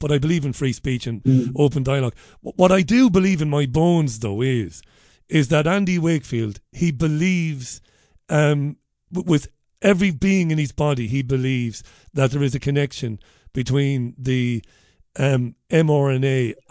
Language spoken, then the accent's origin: English; Ireland; as an Irish journalist